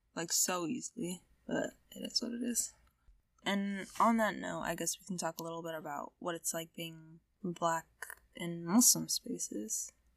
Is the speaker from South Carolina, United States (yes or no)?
no; Southern Indiana, United States; accent: American; I was born and bred in Southern Indiana